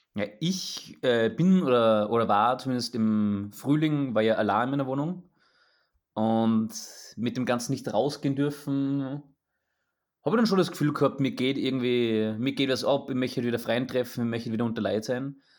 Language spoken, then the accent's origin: German; Austria; ich als Österreicher